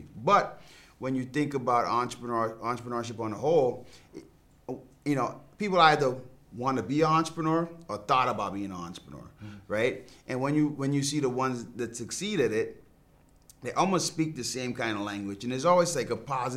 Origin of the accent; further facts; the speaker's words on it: Bahamas; I grew up in the Bahamas